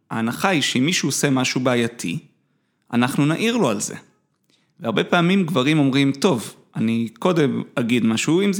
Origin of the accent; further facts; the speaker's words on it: Jerusalem, Jerusalem District, Israel; אני גדלתי בתור ילד טוב ירושלים. למדתי בתיכון של חנונים. איפה גדלת? אה, בבית הכרם. למדתי בליאדה.